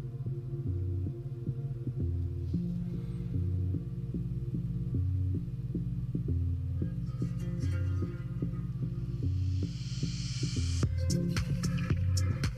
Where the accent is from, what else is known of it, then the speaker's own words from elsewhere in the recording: Australia; now in Germany; I'm originally from Australia, but moved to Germany now